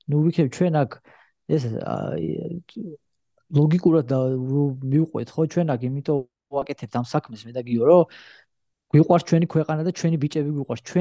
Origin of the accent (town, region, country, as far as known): Georgia; born or raised there; now in United States